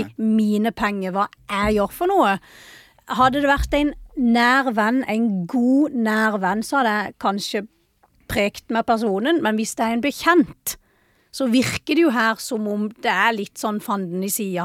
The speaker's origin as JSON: {"language": "Norwegian", "town": "Vennesla", "region": "Agder", "country": "Norway", "said": "hjemme i Vennesla"}